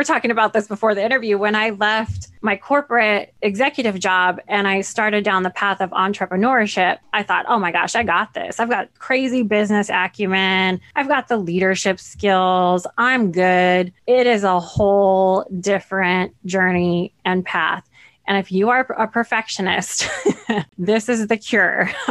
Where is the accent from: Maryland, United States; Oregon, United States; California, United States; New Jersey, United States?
California, United States; Central; I was born in Central California. It's a large farming community